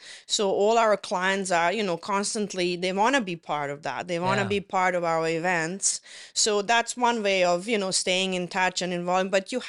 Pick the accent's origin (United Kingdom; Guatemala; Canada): Canada; Toronto, Ontario; now in Penetanguishene, Canada; I say that because I came from Toronto. You don't feel that very much in big cities, but in a smaller community